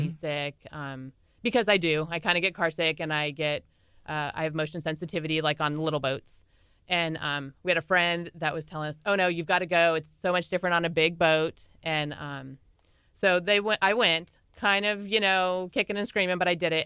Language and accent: English; California, United States; we're from California, pretty beaches